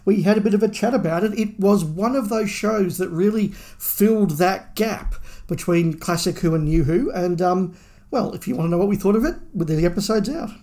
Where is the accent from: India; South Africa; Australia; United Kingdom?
Australia; being an Australian fan